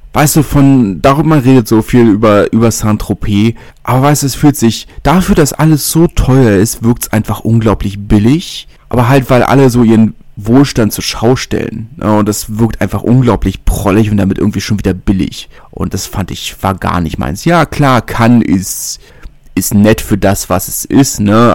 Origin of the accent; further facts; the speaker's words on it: Berlin, Germany; ich bin Berliner